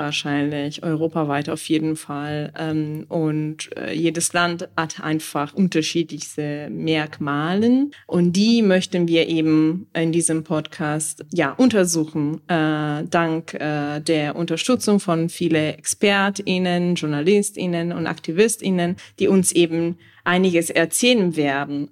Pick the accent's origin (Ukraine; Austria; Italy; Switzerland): Italy; moved away